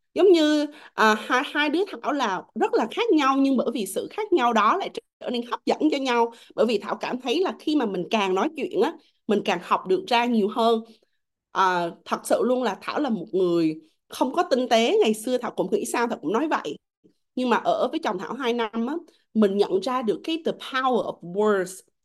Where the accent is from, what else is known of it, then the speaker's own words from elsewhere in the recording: Vietnam; em là người Việt Nam